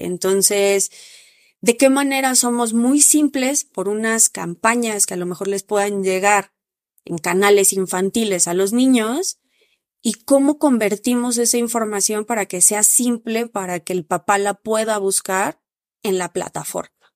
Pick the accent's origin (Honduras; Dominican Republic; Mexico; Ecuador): Mexico; en México no estábamos tan preparados